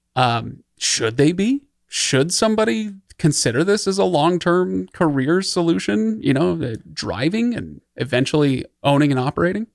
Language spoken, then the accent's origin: English; Utah, United States; also born or lived in Idaho; I grew up in Utah and Idaho